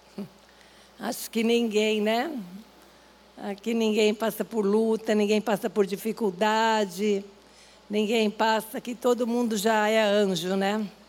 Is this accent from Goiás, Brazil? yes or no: no; Gaúcho, Rio Grande do Sul, Brazil; moved away; nós somos gaúchos